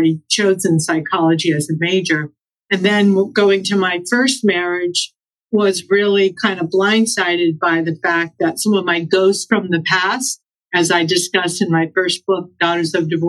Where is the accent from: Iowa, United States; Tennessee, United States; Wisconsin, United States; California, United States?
California, United States; Los Angeles; I'm from Los Angeles